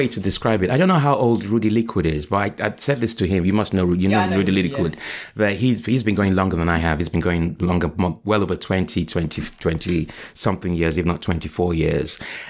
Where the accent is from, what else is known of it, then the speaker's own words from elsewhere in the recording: Liverpool, North West England, United Kingdom; born there; No, it was brilliant. I was born in Liverpool.